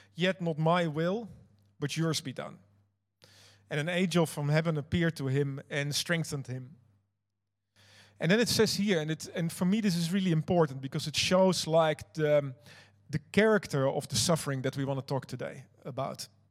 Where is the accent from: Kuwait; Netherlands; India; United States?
Netherlands; now in New Zealand; I'm not Kiwi you might have noticed that. I actually am uh, Dutch. I'm from another country